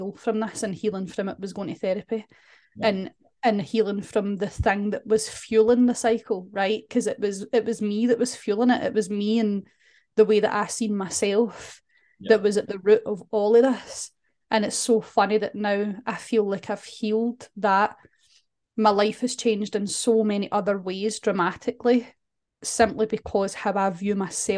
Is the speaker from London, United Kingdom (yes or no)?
no; Scotland, United Kingdom; we're Scottish